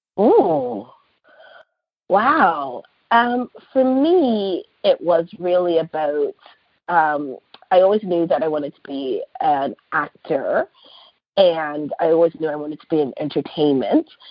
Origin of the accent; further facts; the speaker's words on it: Canada; especially as Black Canadian women